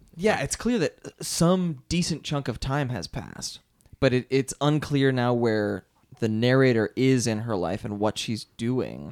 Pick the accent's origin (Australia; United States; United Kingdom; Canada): United States; outside of Philadelphia, Pennsylvania; I went to public schools outside of Philadelphia.